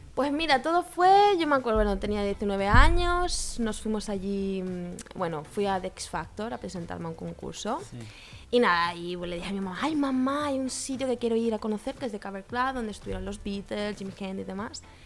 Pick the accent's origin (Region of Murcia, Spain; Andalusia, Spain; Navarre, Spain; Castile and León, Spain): Andalusia, Spain; moved away as an adult; also born or lived in Madrid; now in Barcelona, Spain; yo vengo de Andalucía y nada, en Andalucía terminé mi carrera